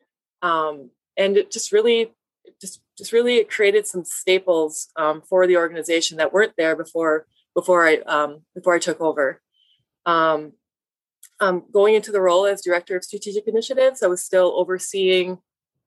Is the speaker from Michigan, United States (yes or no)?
yes; Baraga, Michigan, United States; I grew up here in Berga, I grew up on the reservation with my mom.